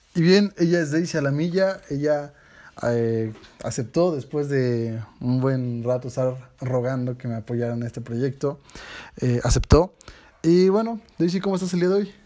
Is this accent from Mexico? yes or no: yes; Mexico; como mexicanos